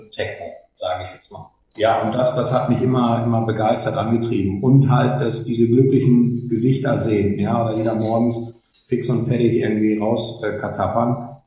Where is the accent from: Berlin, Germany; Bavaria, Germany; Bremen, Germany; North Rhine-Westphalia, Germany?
North Rhine-Westphalia, Germany; eine Strecke bei uns im Ruhrpott äh, auf der Autobahn